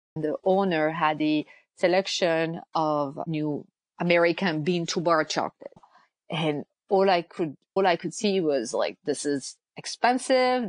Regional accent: France; moved away as an adult; now in United States; I'm originally from France. I've lived in the US

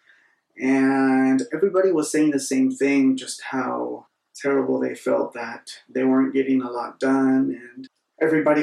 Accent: Northern California, United States; I'm in Northern California. I am back in my hometown where I was not born, but raised

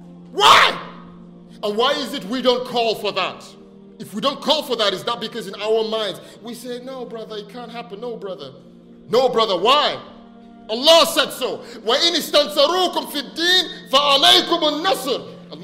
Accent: Nigeria; I was born here, but I grew up partly in Nigeria when I was young. And when I was growing up in Nigeria, every day in school, we recite the pledge.

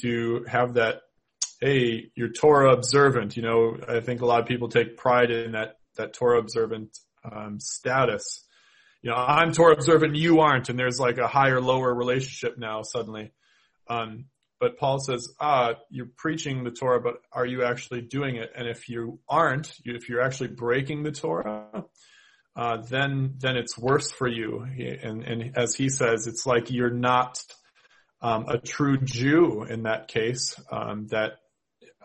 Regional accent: Minnesota, United States; accent: Minnesota; my Minnesota accent

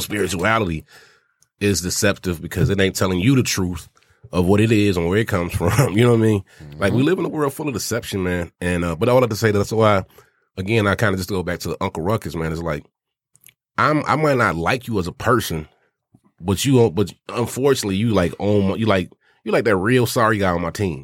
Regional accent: Arkansas, United States; I'm from Arkansas

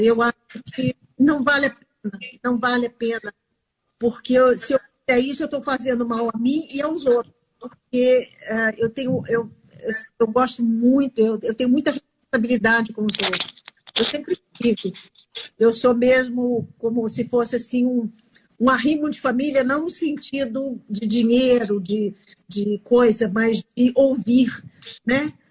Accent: São Paulo, Brazil; now in Rio de Janeiro, Brazil; fora do Rio de Janeiro, que é onde eu moro hoje, que eu sou São Paulo, eu sou paulista

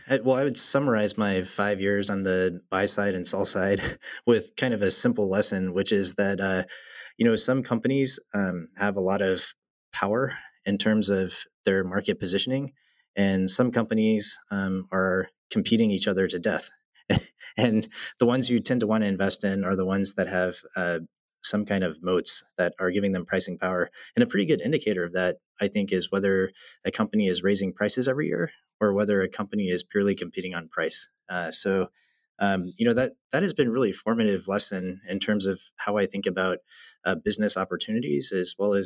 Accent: the South, United States; it's quite different culturally than growing up in the South.

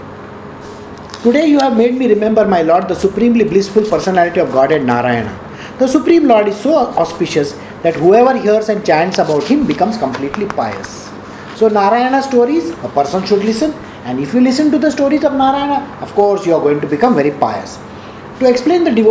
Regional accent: India

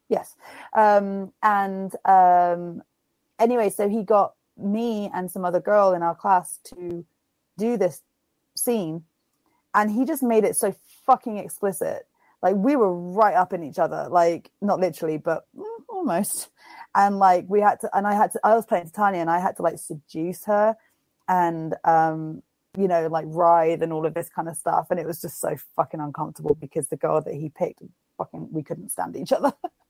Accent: England, United Kingdom; Being that I am from England and whatnot.

